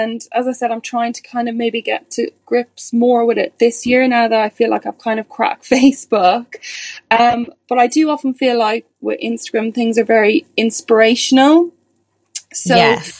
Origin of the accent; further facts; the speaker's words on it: Ireland; also born or lived in England, United Kingdom; now in United Kingdom; As you can probably tell from my accent, I'm originally from Ireland, but I'm living in the UK now.